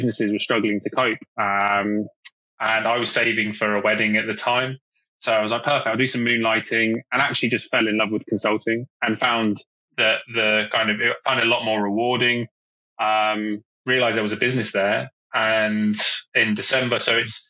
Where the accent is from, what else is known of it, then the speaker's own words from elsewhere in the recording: Oxford, South East England, United Kingdom; moved away as an adult; also born or lived in Bournemouth; Oxford United Football Club, which is my hometown club